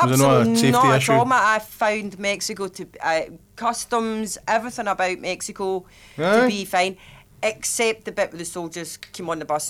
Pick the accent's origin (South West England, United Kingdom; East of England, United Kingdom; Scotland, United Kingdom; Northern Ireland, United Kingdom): Scotland, United Kingdom; accent: Scottish; My accent has worked both to get me out of trouble and, well, to get me into trouble and also to ease a situation where the Scottish accent can also be used.